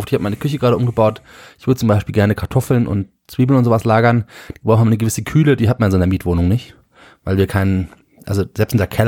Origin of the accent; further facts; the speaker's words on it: Germany; ist Heimat nicht, ich bin Deutscher